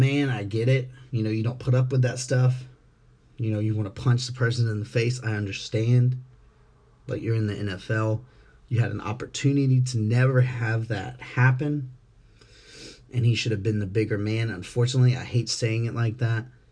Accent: Jacksonville, Florida, United States; I'm born here. I'm bred here in the city of Jacksonville. You know, I'm from Duval. You know, Duval raised me.

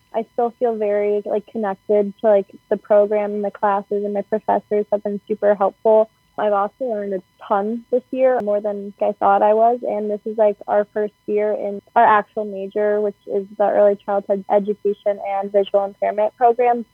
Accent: Cleveland, Ohio, United States; I am from Cleveland, Ohio, which is about 2 hours away from Columbus. So, yeah, I'm from a suburb outside the city, like 35 minutes away

